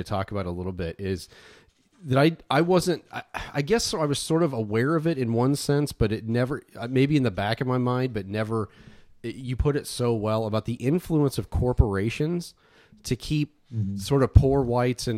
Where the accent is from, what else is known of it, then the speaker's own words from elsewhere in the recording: Southern Indiana, United States; growing up in Southern Indiana like us